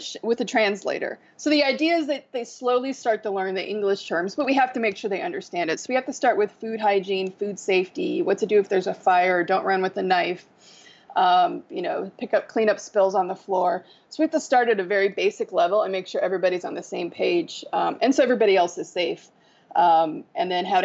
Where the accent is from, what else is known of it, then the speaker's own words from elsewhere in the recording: United States; moved away as an adult; now in India; I'm the American girl